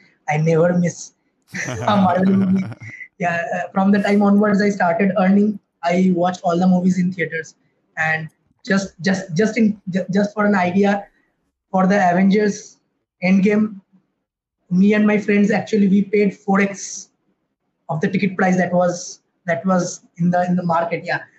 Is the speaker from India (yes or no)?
yes; India; first language Bengali; English is a second language